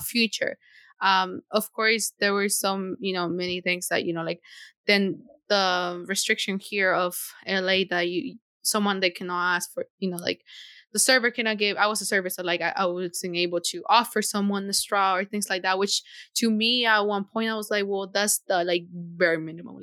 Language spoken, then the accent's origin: English; Tegucigalpa, Francisco Morazán, Honduras; now in Canada; I remember in my childhood when I was living in Honduras, that I feel like it was so normal for me that I never feared of what is going on. I lived, I am from Tegucigalpa